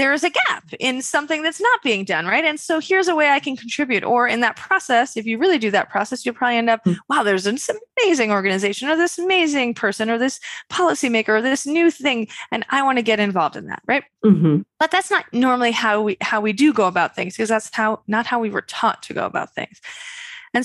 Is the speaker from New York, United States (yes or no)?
yes; Westchester, New York, United States; I'm a woman from Westchester, New York.